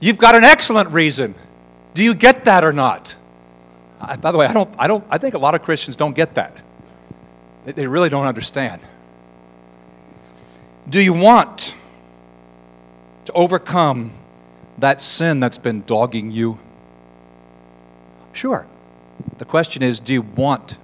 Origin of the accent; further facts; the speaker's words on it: United States; I'm an American